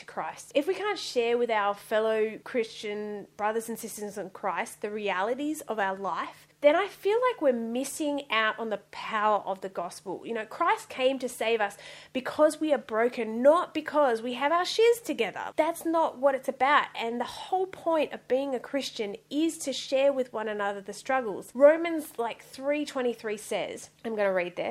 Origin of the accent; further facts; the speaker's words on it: Western Australia, Australia; moved away as an adult; also born or lived in Sydney; So I actually grew up in Western Australia. I was born in Western Australia.